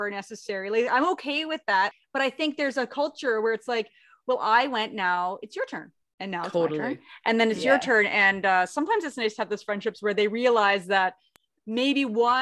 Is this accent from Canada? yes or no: yes; Canada; I'm Canadian.